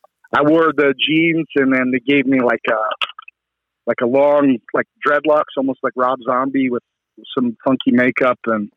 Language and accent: English; Canada; Always great being back in my home country, Canada.